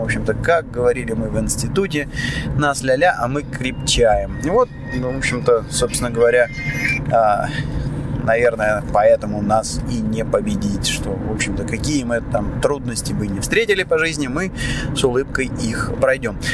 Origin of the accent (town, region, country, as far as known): Moscow, Russia; now in Cyprus